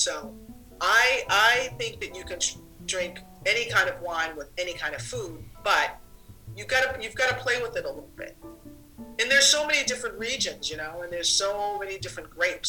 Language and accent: English; Boston, Massachusetts, United States; moved away as an adult; now in Brooklyn, United States; I live in Brooklyn and I have been to Maine many times because I'm originally from Boston. So I'm a New Englander. And I left Boston in 1980